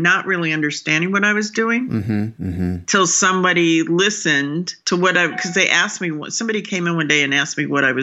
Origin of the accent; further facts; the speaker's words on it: Southwest, United States; I just grew up in the Southwest